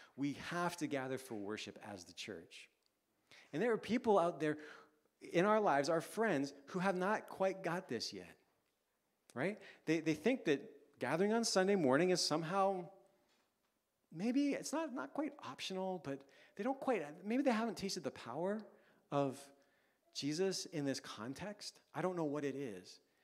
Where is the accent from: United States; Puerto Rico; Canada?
Canada; now in London, United Kingdom; for us as Canadian parents